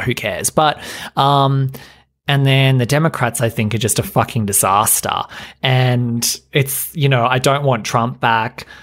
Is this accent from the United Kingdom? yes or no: no; Australia; being Australian